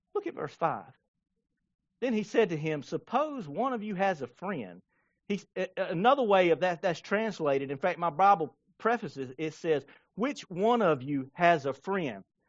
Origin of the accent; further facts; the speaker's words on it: Blackstock, South Carolina, United States; I grew up in Blackstock